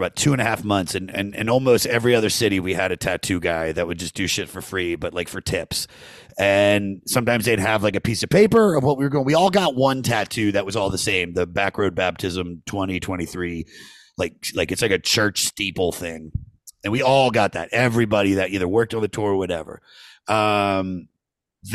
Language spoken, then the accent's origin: English; Maryland, United States; I'm from Maryland.